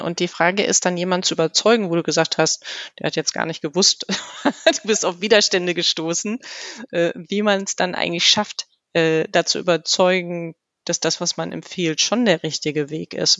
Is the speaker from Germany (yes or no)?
yes; Germany; so sind wir Deutsche